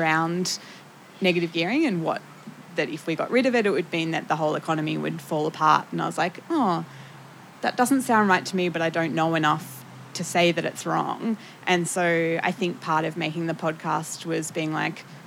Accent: Tasmania, Australia; I'm from Tassie.

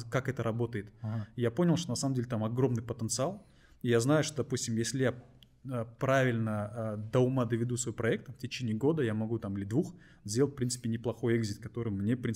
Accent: Kazakhstan; просто так сложилось географически, что мы из Казахстана, хотя у нас стартап хороший.

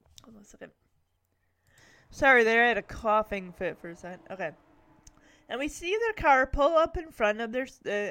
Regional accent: Lowell, United States; this was right in my hometown of Lowell, so Lowell's, like, really, really small

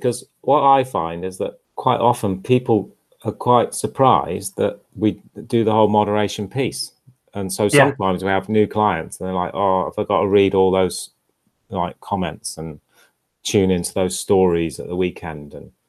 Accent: Bahrain; grew up in Bahrain, and we used to have a flight at least once a year back to the UK. So this was sort of the 1980s mainly

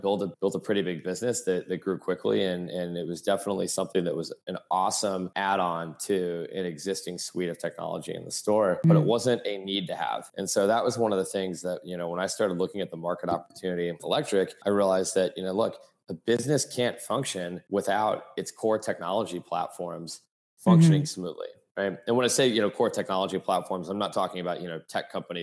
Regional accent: Fairfield, Connecticut, United States; also born or lived in Florida; now in New York City, United States; I grew up on the mean streets of Fairfield, Connecticut

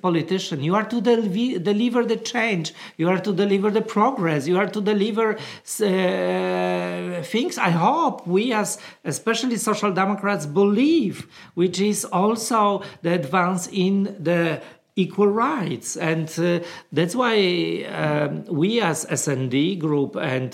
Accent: Poland; moved away; I come from Poland and I was growing up in a little town where I thought that I'm the only gay in the village

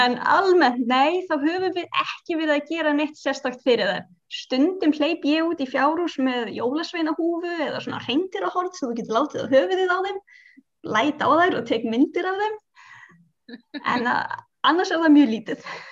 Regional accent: Iceland; við erum á Íslandi og við erum Íslandingar með krakkana

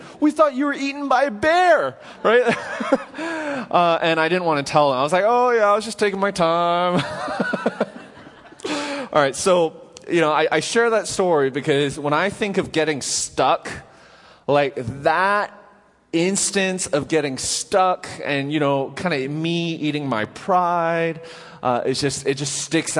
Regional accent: Vancouver, British Columbia, Canada; now in Nashville, United States; So growing up in Canada, in Vancouver

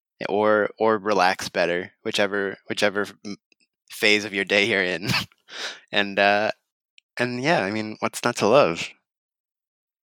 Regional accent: Texas, United States; now in Thai Town, Los Angeles, United States; I'm from Texas

